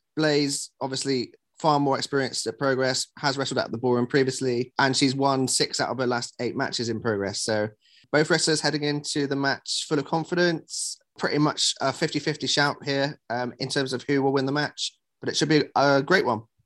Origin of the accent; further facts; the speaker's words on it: West Country, South West England, United Kingdom; I'm also a West Country boy